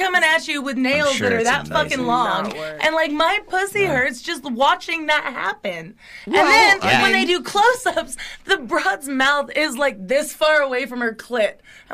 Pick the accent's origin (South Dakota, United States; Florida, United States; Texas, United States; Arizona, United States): South Dakota, United States; I'm from South Dakota.